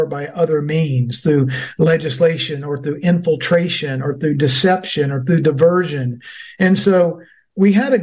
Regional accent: Georgia, United States; my home state

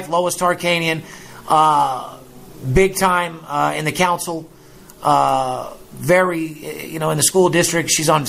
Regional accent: Las Vegas, Nevada, United States; a guy that's born and raised in Las Vegas?

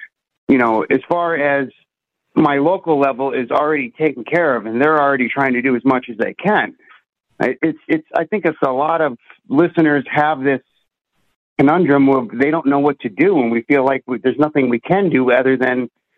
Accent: Northeast Pennsylvania, United States; I'm from Northeast Pennsylvania, and the area is very rural. We're very conservative.

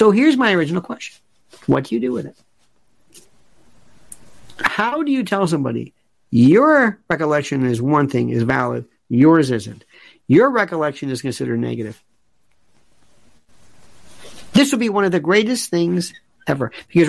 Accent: the South, United States; now in New York City, United States; I'm from the South

